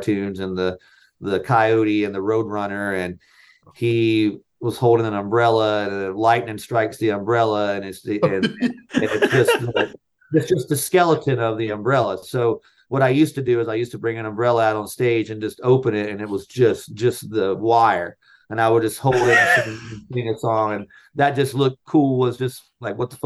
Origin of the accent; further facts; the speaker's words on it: North Carolina, United States; I grew up in North Carolina